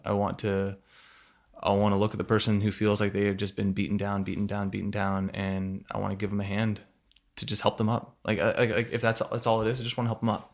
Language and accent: English; Burlington, Washington, United States; I grew up in a small town, uh, Burlington, Washington.